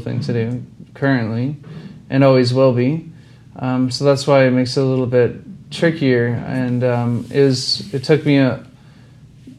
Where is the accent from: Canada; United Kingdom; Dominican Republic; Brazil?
Canada; Ontario; moved away as an adult; I'm from Ontario